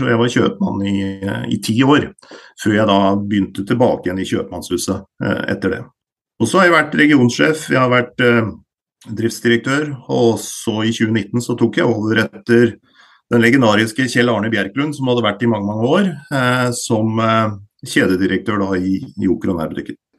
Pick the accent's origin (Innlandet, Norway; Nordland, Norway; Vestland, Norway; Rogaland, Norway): Innlandet, Norway; Elverum; Jeg er jo da fra Elverum. Eh, og vokste opp i denne bedriften